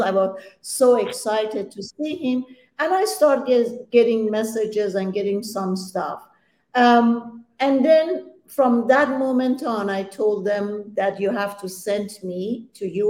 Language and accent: English; Iran; English is a second language; moved away; I'm Persian, and I was born in Iran